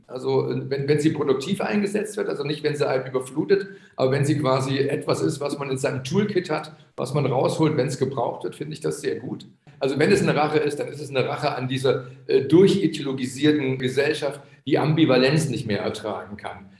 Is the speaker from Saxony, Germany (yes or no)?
yes; Chemnitz, Saxony, Germany; ich bin ja in Karl-Marx-Stadt aufgewachsen, also die Stadt, die jetzt wieder Chemnitz heißt